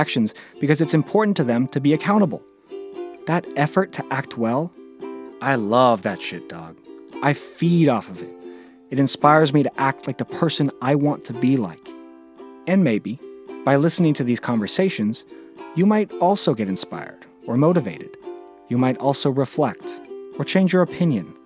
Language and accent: English; Bay Area, California, United States; born or raised there